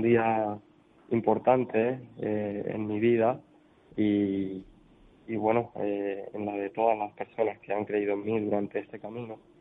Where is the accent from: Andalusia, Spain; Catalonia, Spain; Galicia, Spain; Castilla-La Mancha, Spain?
Castilla-La Mancha, Spain; Daimiel; ha sido en Daimiel, en mi pueblo, que he contado con, el apoyo y con el cariño de mis paisanos